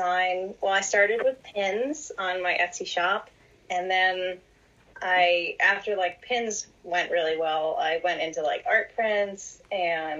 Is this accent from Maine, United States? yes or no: yes; New Gloucester, Maine, United States; now in North Carolina, United States; So I grew up in New Gloucester, Maine. I'm a New Englander. Now I'm living down in North Carolina